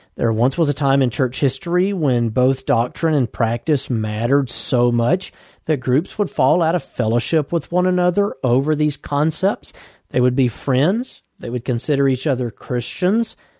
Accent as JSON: {"language": "English", "region": "Alabama", "country": "United States", "tie": "born or raised there", "said": "Alabama, my home state"}